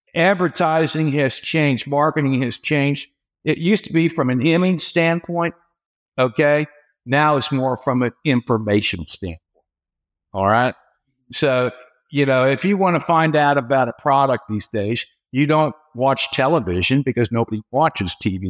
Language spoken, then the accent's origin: English; Cincinnati, Ohio, United States; moved away as an adult; also born or lived in Dallas, Texas / St. Louis, Missouri; now in Louisville, United States; I'm, I'm from Cincinnati originally.